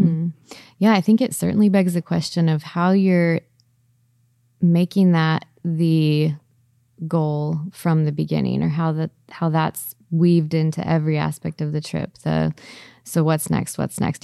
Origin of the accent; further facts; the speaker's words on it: Southern California, United States; I grew up in Southern California